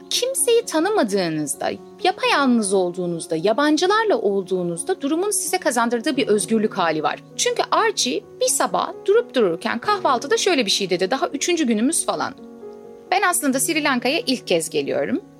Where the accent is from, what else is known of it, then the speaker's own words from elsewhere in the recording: Istanbul, Turkey; ben İstanbul'da doğup büyüdüm ama annemle babam Adıyaman'da doğup büyüdüler ve evlendikten hemen sonra İstanbul'a göçtüler.